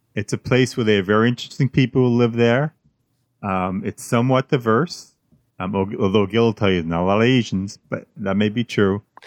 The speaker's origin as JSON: {"language": "English", "area": "the North", "region": "Northern United States", "country": "United States", "said": "I'm a Northerner"}